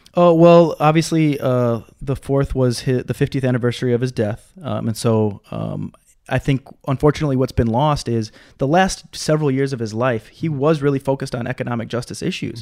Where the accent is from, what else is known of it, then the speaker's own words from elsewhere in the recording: Minnesota, United States; moved away as an adult; now in Hawaii, United States; I'm from Minnesota